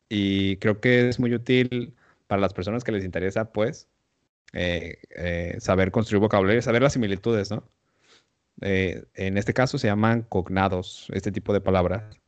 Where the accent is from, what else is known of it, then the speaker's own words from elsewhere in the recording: Mexico; first language Spanish; para nosotros como mexicanos